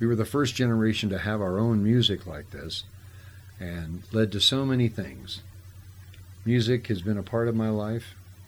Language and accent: English; Whittier, California, United States; where I grew up in Whittier, Whittier had Lovell's records